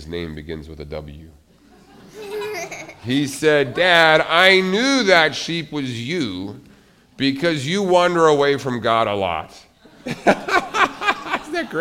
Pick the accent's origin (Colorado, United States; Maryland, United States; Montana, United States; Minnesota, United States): Montana, United States; moved away; I grew up in Montana, and I used to live near sheep